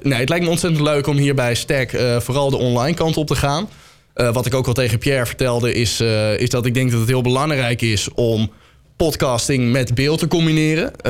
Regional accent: Soest, Utrecht, Netherlands; ik kom uit Soest

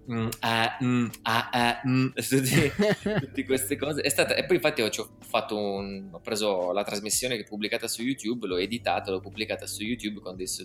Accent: Piedmont, Italy; Noi piemontesi.

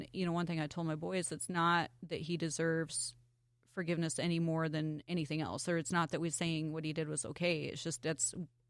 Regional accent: Glendale, Wyoming, United States; also born or lived in Montana; I was born in Montana. I went most of my school years in Wyoming, various places in Wyoming, but a majority of, like, high school was in Glendale, which is a tiny little town, about 200 people now.

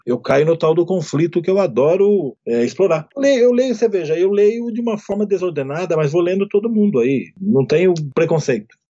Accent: Amparo, São Paulo, Brazil; now in São Paulo, Brazil; Eu sou de Amparo, eu sou de uma cidade pequena

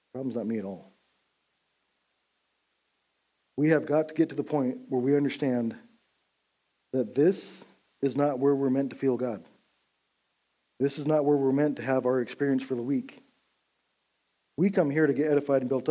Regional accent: Big Timber, Montana, United States; growing up in Big Timber, Montana, we're about 20 years behind Beulah

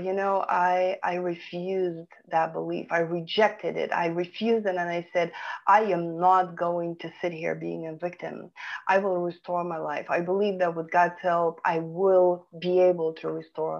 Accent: Vilnius, Vilnius County, Lithuania; English is a second language; moved away as an adult; now in California, United States; I was born and raised in Vilnius, Lithuania

